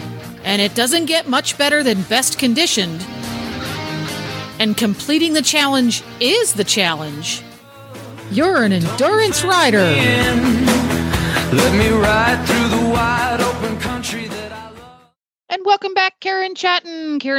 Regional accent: Eastern Seaboard, United States; now in Ocala, United States; I grew up on the Eastern Seaboard where there just weren't as many horses.

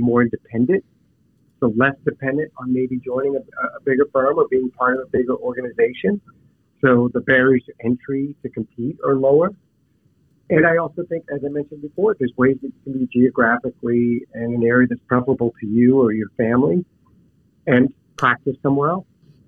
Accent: Pittsburgh, Pennsylvania, United States; We grew up in Pittsburgh, and my son's in college, you know, right over the border in Ohio.

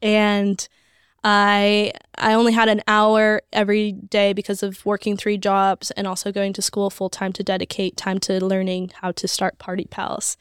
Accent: Las Vegas, Nevada, United States; I grew up in Vegas.

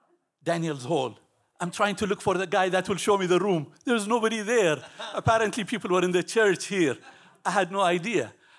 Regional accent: Ethiopia; moved away as an adult; I was born in Ethiopia. My parents come from originally from Yemen, a small country in the Middle East. I lived in Ethiopia for 18 years.

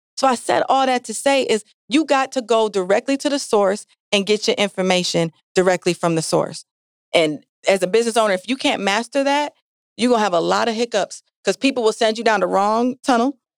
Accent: Jamaica; now in Milwaukee, United States; I'm Jamaican

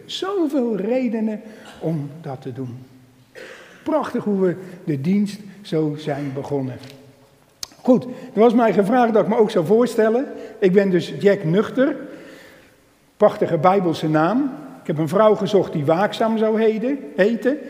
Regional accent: Emmeloord, Flevoland, Netherlands; ik ben van Emmeloord en omgeving

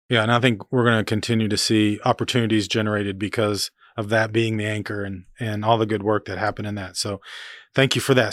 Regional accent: Oklahoma, United States; growing up in Oklahoma, uh, in the seventies as a, as a kid

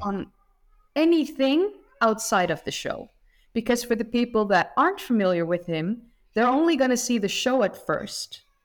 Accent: Netherlands; I'm from the Netherlands

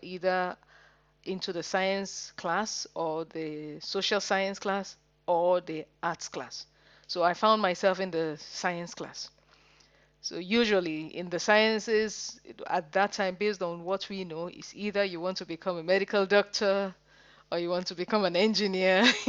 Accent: Nigeria; moved away as an adult; now in Manchester, United Kingdom; I'm a Nigerian. and I went to school, secondary school in Nigeria

